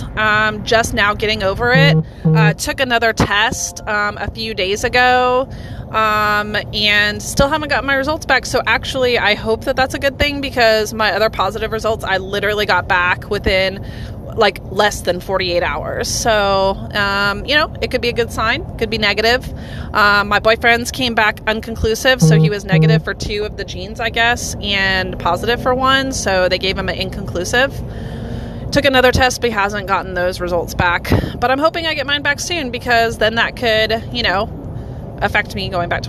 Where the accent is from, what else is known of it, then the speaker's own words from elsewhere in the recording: United States; as an American citizen